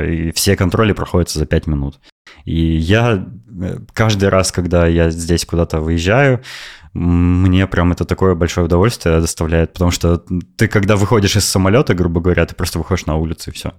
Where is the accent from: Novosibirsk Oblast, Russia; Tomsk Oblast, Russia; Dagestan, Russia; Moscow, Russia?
Novosibirsk Oblast, Russia; Novosibirsk; moved away as an adult; now in Netherlands; я из России, из Новосибирска